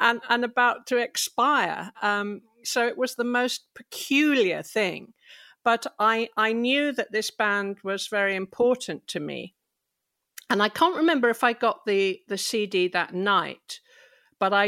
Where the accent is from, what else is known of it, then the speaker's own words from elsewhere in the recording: England, United Kingdom; I'm English.